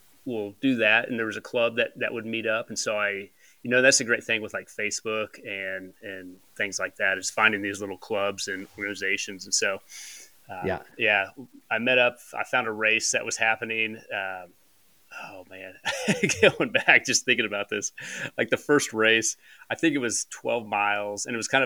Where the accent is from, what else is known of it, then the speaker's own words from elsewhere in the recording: Pratt, Kansas, United States; I grew up in Pratt. It's about an hour and a half west of Wichita